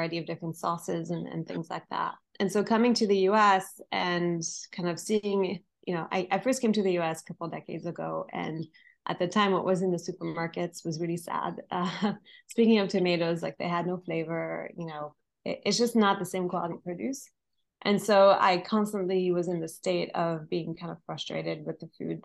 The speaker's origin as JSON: {"language": "English", "country": "France", "moved": "yes", "said": "I'm originally from France"}